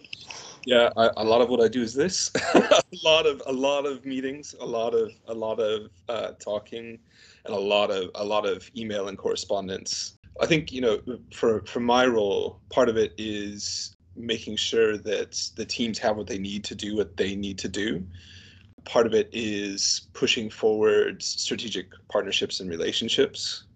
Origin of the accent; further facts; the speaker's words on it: Canton, Ohio, United States; also born or lived in St. Louis, Missouri; now in United Kingdom; I grew up in a place called Canton, Ohio, which is about 40, 50 miles south of Cleveland, Ohio.